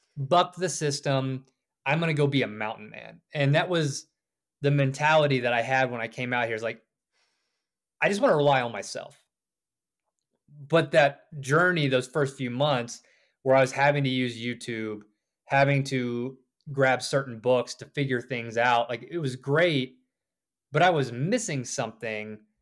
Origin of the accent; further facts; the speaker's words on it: the South, United States; moved away as an adult; also born or lived in Georgia / South Carolina / Richmond, Virginia; now in Idaho, United States; I grew up on the East Coast, too, a little further south in Georgia and South Carolina